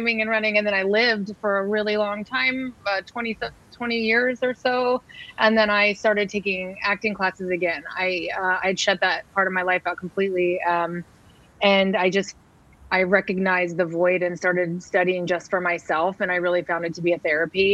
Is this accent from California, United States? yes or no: yes; San Diego, California, United States; now in San Francisco, United States; I grew up in San Diego